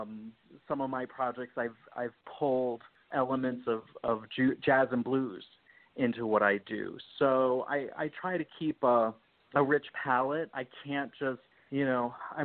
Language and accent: English; Florida, United States; moved away as an adult; also born or lived in New Jersey; She decided she was going to move to Florida, and I was 8 years old